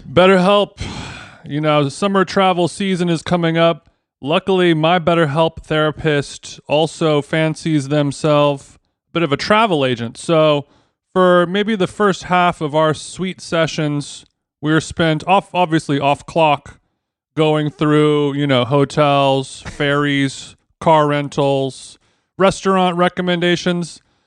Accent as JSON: {"language": "English", "town": "Los Angeles", "region": "California", "country": "United States", "tie": "born or raised there", "said": "my hometown"}